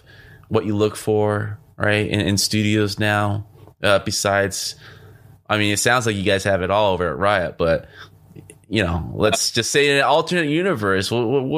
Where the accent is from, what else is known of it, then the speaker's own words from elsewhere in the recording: Orange County, California, United States; Orange County, which is my hometown. Or home county. That's where I spent most of my time growing up.